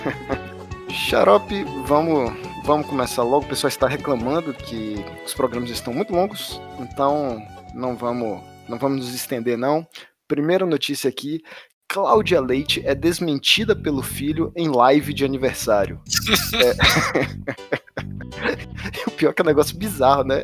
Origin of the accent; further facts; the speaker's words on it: Salvador, Bahia, Brazil; now in Brasília, Brazil; Eu sou de Salvador, tô morando aqui em Brasília.